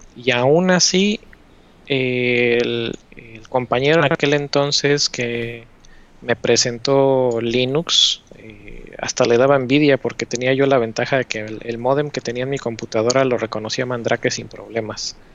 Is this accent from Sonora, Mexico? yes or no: no; Puebla, Mexico; moved away as an adult; now in United States; llevo viviendo en Estados Unidos desde el 2011, pero soy poblano